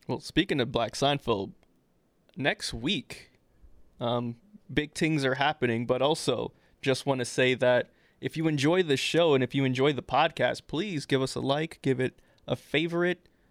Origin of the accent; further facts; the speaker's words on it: Trinidad & Tobago; I'm Trinidadian